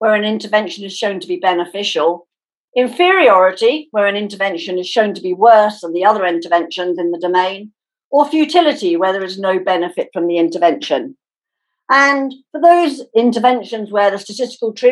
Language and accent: English; United Kingdom; I can feel as a Brit, although I'm sad to have Brexited